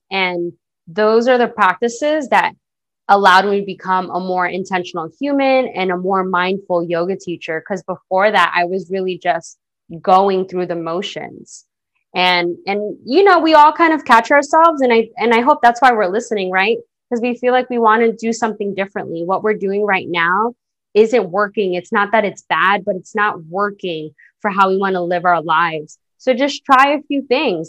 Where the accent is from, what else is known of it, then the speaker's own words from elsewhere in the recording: New York City, New York, United States; I'm a girl from the Bronx. that grew up in a single parent household